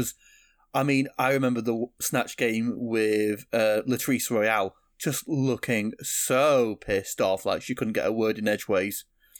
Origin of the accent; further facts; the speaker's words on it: northern England, United Kingdom; accent: northern; I'm just dead northern all the time, me.